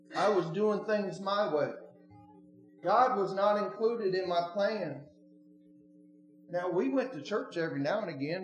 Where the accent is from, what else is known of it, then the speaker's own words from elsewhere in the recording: Oregon, United States; moved away; I'm not from Tennessee. I'm originally from Oregon.